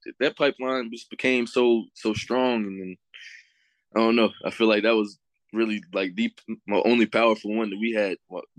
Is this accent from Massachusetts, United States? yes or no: no; Greensboro, North Carolina, United States; moved away as an adult; also born or lived in Blacksburg, Virginia; I'm from Greensboro, North Carolina. Came straight from there, straight up to Blacksburg.